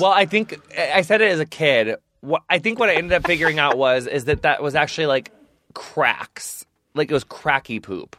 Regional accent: across the river from Hannibal, Missouri, Illinois, United States; now in Los Angeles, United States; my hometown is from, like, directly across the river from Hannibal.

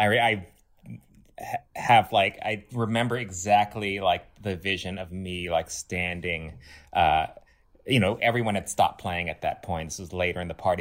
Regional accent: Los Angeles, California, United States; I grew up kind of in West L

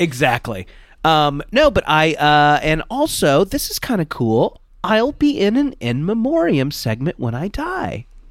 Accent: Orange County, California, United States; I grew up in Orange County, California.

